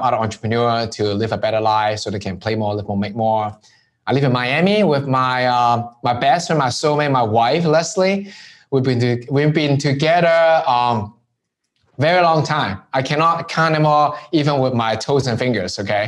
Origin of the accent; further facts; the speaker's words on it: Hong Kong; now in United States; from where I grew up in Hong Kong